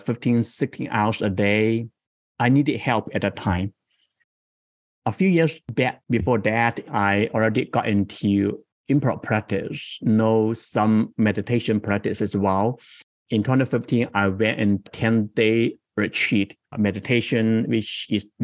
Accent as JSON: {"language": "English", "country": "China", "moved": "as an adult", "lives_now": "San Jose, United States", "said": "I came from China into the US 21 years ago."}